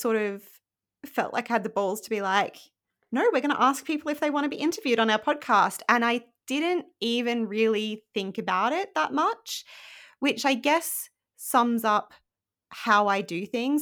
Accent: Rockhampton, Queensland, Australia; moved away as an adult; now in United Kingdom; I was born in Australia in a place called Rockhampton, which is very boring and probably not what you think of when you think of Australia. And I grew up there

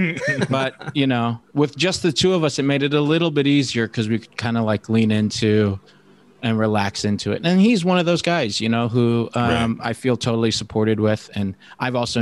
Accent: Detroit, Michigan, United States; moved away; also born or lived in New York; I'm from Detroit

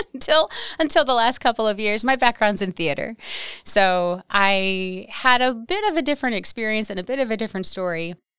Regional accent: Wausau, Wisconsin, United States; I grew up in the Wausau area of Wisconsin

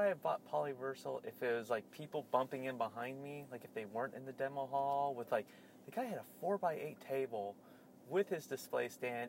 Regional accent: New Mexico, United States; I'm from New Mexico.

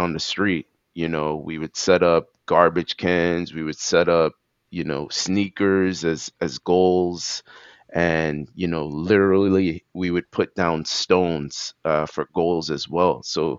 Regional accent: New York City, New York, United States; also born or lived in Brooklyn, New York; I moved from Brooklyn to Queens when I was like, I would say 6

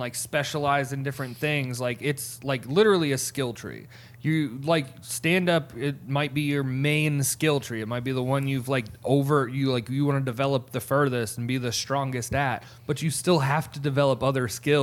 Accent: Florida, United States; I am from Florida, and I'm not from like the beachy palm tree part of Florida

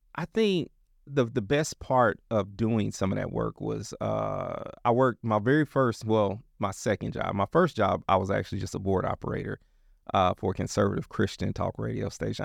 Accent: Kansas City, United States; also born or lived in Dallas; now in Portland, United States; I'm from Kansas City

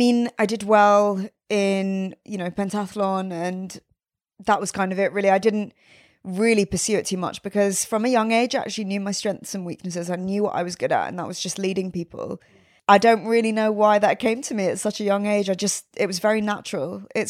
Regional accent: South West England, United Kingdom; So I'm originally from Devon, Somerset area.

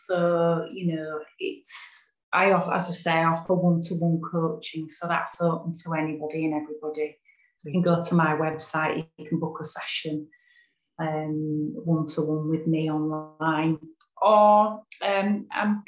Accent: Yorkshire and the Humber, United Kingdom; I'm from West Yorkshire

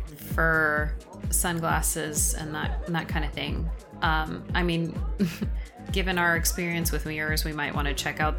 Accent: Sacramento, California, United States; Oh, I'm from California. I'm up in SAC.

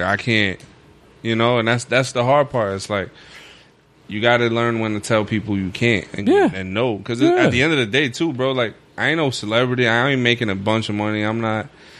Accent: New York City, New York, United States; When I grew up in Red Hook, it was the murder capital of the U.S.

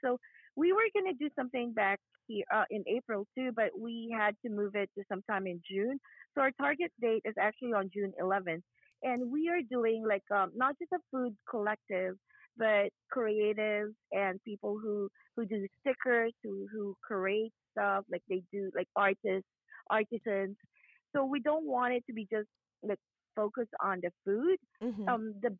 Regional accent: Bicol Region, Philippines; now in Atlanta, United States; I'm from Bicol

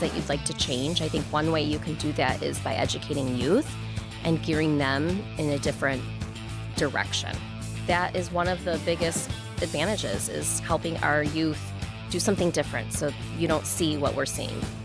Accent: Canton, Michigan, United States; also born or lived in East Lansing, Michigan; now in Novi, United States; I grew up in Michigan, in Canton, Michigan

